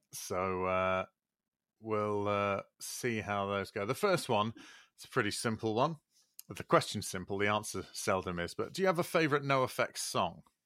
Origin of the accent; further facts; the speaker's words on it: Leeds, Yorkshire and the Humber, United Kingdom; growing up in Leeds